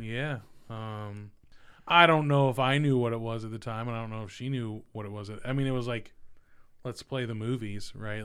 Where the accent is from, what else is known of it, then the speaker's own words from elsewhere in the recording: Merced, California, United States; moved away as an adult; now in Ohio, United States; I was born in the Central Valley, um, little place called Merced